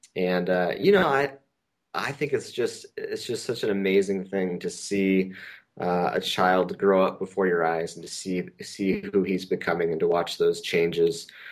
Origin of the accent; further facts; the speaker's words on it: Pacific Northwest, United States; moved away as an adult; also born or lived in southern Idaho / Princeton, New Jersey / Decatur, Georgia; now in Bay Area, United States; I grew up in the Pacific Northwest